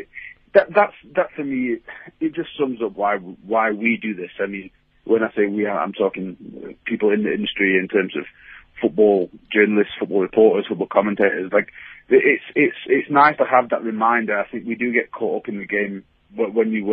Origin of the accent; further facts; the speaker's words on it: England, United Kingdom; English fans